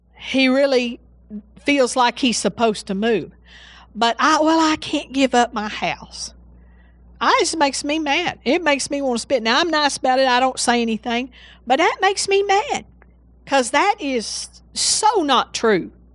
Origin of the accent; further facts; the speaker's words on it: Seagraves, Texas, United States; also born or lived in Breckenridge, Texas; I was born in Breckenridge. And how we, the way we got to West Texas, oh, actually, when I say West Texas, I'm talking about Sea Graves